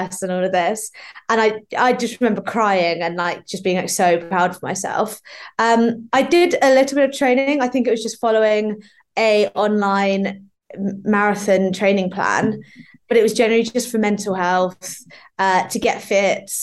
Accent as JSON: {"language": "English", "area": "Norfolk", "region": "East of England", "country": "United Kingdom", "moved": "yes", "lives_now": "London, United Kingdom", "said": "I come from Norfolk and I now live in London"}